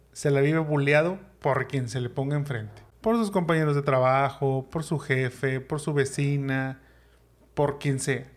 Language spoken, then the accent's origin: Spanish; Monterrey, Nuevo León, Mexico; los que somos de Monterrey o hemos vivido en Monterrey en Nuevo León